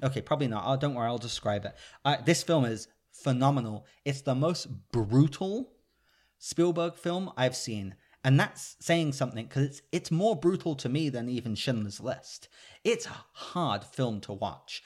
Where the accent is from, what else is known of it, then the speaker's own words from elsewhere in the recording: United Kingdom; I'm British